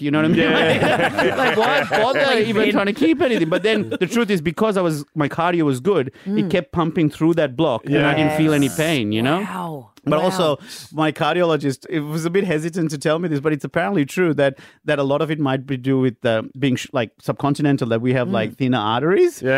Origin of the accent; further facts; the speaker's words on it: Sri Lanka; also born or lived in India (mother's family); now in Australia; growing up in Sri Lanka in the 90s